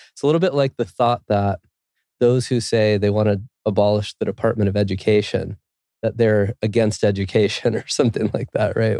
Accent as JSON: {"language": "English", "region": "California", "country": "United States", "tie": "born or raised there", "moved": "as an adult", "lives_now": "Quito, Ecuador", "said": "I grew up in California"}